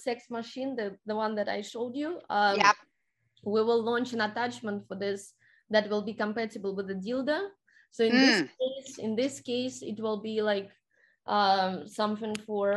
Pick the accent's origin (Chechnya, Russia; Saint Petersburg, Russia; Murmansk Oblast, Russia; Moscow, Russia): Saint Petersburg, Russia; moved away as an adult; now in United States; I'm originally from St. Petersburg, Russia. I haven't been there for 5 years